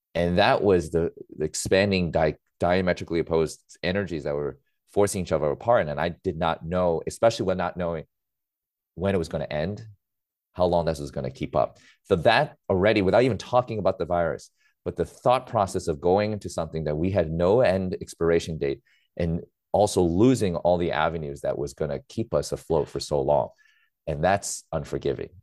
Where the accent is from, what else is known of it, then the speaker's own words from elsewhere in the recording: New York City, New York, United States; I grew up in New York City